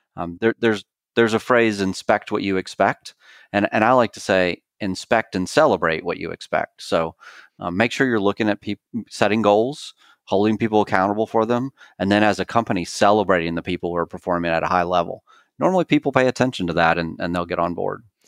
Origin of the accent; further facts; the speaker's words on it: Clemson, South Carolina, United States; moved away; I'm originally from Clemson, South Carolina